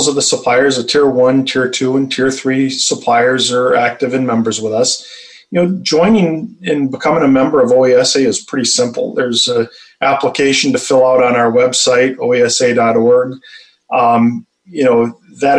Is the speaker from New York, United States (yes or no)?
no; Detroit, Michigan, United States; I'm born and raised in Michigan, the Metro Detroit area